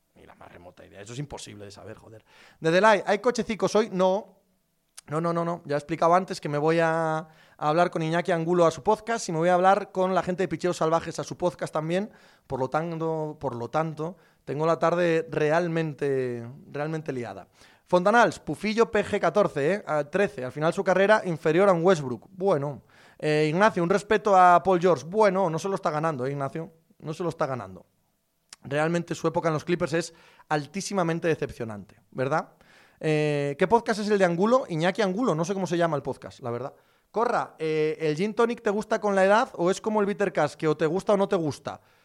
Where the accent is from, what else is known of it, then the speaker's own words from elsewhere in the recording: Cangas del Narcea, Asturias, Spain; mi pueblo